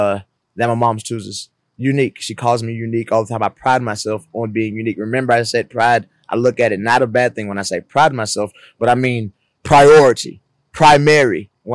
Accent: the South, United States; Growing up in the South, I grew up in a predominantly black environment.

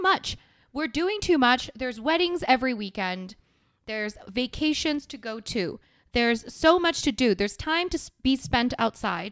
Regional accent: South Korea; my home country.

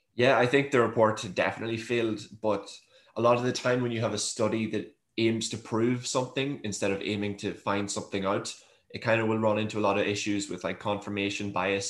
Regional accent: Monaghan, Ulster, Ireland; growing up in Monaghan, like myself

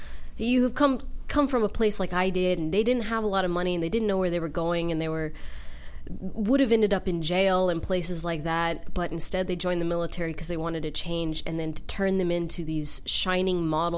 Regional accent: Columbus, Ohio, United States; I came from Columbus, Ohio. I'm so excited.

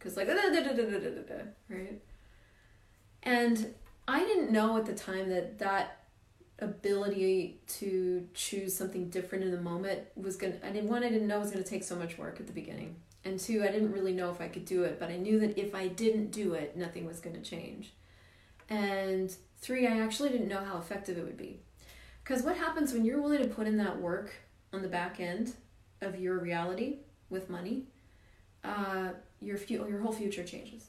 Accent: Colorado, United States; moved away as an adult; also born or lived in Missouri; now in Canada; I grew up in Missouri, right in the middle of the US, and then he got a great job in Colorado. So we moved the whole family

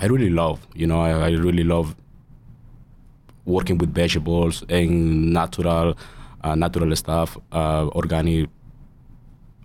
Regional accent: El Salvador; English is a second language; now in United States; I'm from El Salvador, and El Salvador, like when I am a little kid, I have my own spot for sell fruits

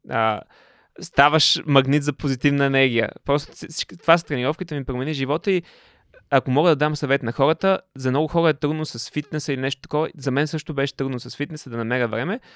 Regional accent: Panagyurishte, Pazardzhik Province, Bulgaria; also born or lived in England; да се върна в панегирище в родния ми град да си развивам този бизнес

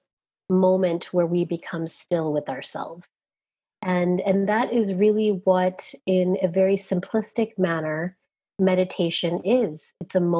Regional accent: Southern Virginia, United States; as a young child growing up in Southern Virginia

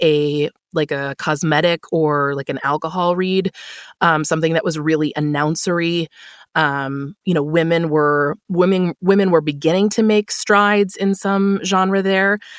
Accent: Buffalo, New York, United States; I moved back to my hometown of Buffalo, New York.

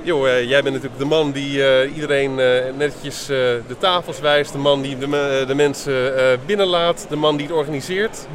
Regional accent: Randstad, Netherlands; Ik kom zelf uit de Randstad

